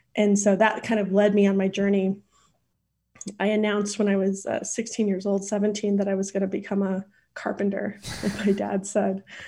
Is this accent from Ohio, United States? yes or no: no; Idaho, United States; also born or lived in Port Angeles, Washington / Boise, Idaho; I grew up in a s, in Idaho